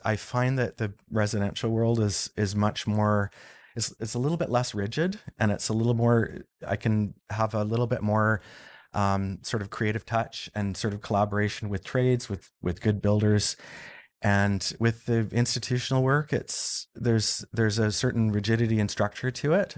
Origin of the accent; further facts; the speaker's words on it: Vancouver Island, British Columbia, Canada; I grew up on Vancouver Island